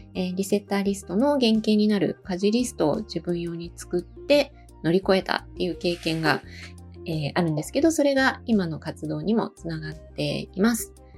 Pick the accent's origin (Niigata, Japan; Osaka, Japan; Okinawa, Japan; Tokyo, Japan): Osaka, Japan; moved away as an adult; also born or lived in Bangkok, Thailand / Malaysia; now in Matsumoto, Japan; もともとは、えー、大阪出身なんですけど